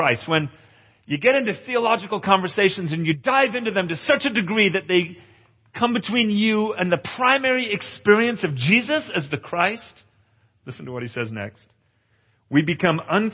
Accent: Capernwray Hall, North West England, United Kingdom; moved away; since I was a little boy growing up in England. I grew up at Cape and Ray Hall.

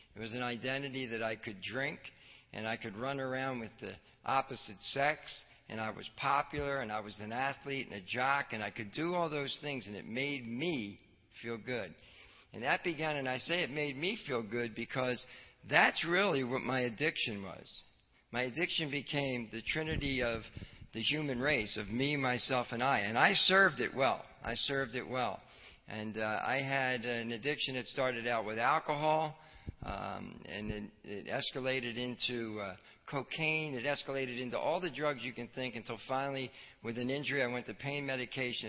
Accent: Philadelphia, Pennsylvania, United States; also born or lived in Wildwood, New Jersey / South Jersey; I grew up in the Philadelphia area during the winter and spent the summers down at the shore

